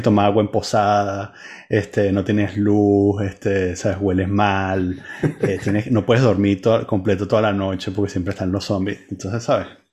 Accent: Venezuela; now in France; raza maldita, de los venezolanos

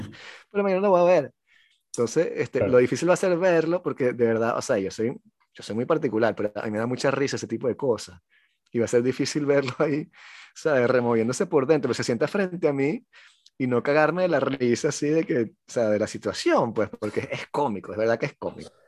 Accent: Venezuela; now in France; yo soy un venezolano que escribe en francés

